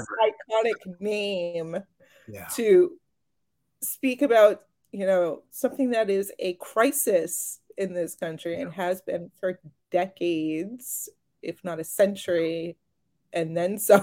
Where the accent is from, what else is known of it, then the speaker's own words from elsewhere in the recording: Marion, Massachusetts, United States; I grew up in Marion.